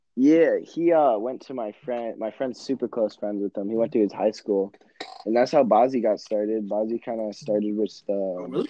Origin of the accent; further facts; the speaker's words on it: Michigan, United States; I'm 17. I'm from Michigan